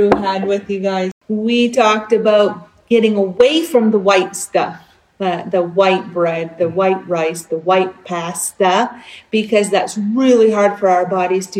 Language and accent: English; East Coast, Canada; now in Alberta, Canada; I grew up on the East Coast. We don't really do steak